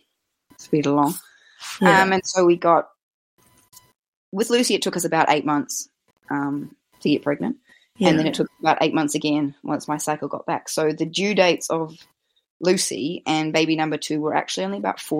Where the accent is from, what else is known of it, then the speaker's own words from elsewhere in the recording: Australia; moved away as an adult; now in Wellington, New Zealand; I'm originally from Australia, and my husband is a Kiwi, but I've been here for coming up probably 12 years now.